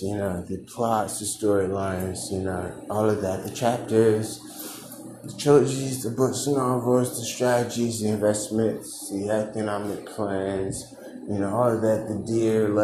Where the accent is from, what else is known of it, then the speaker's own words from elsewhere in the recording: United States; as an American